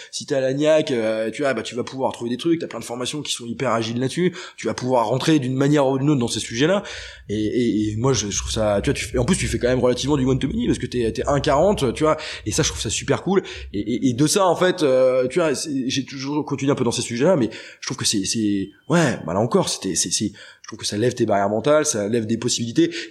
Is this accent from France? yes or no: yes; Brittany, France; Moi, tu, typiquement, je viens de Bretagne